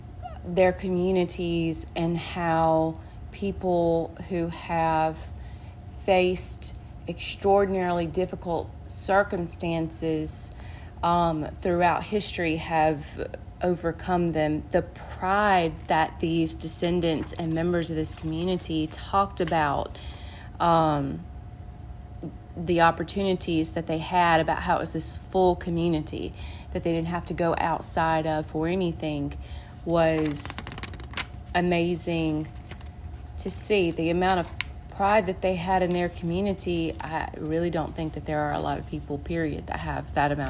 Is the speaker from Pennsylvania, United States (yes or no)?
no; Macon, Mississippi, United States; I am from Macon, Mississippi, which is in central Mississippi.